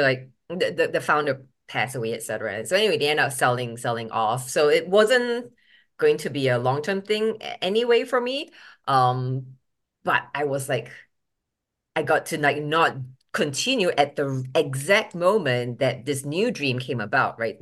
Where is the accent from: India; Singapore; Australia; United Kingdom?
Singapore; first language English; moved away as an adult; also born or lived in Boston, United States; now in United States; I was born in Boston when my dad was studying at M I T, but at three weeks old, I think they shipped me back to Singapore on FedEx